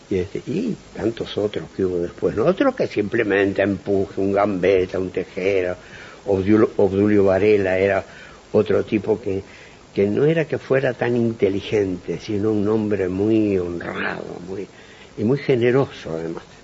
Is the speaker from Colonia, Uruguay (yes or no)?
no; Montevideo, Uruguay; moved away as an adult; soy un montevillano de clase media